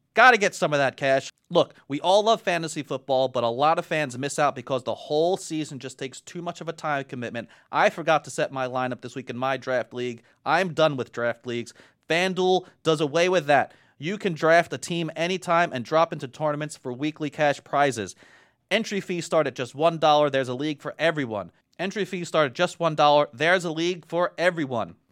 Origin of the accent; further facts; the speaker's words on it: New York, United States; I'm from New York